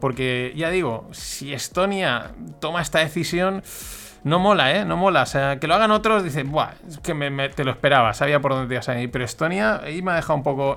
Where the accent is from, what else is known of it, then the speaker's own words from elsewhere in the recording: Valencian Community, Spain; yo como valenciano que soy